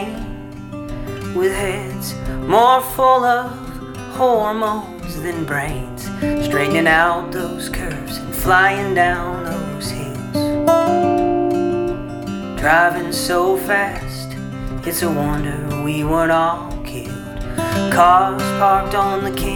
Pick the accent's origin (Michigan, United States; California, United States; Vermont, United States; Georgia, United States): Georgia, United States; Ringgold; now in Chickamauga, United States; Originally hail from the Ringgold area, but I live in Chickamauga now.